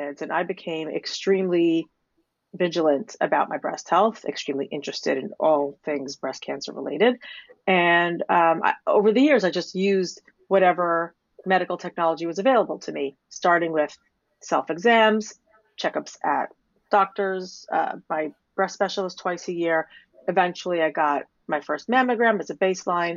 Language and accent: English; New York City, New York, United States; moved away as an adult; now in London, United Kingdom; I'm a nice Jewish girl from Staten Island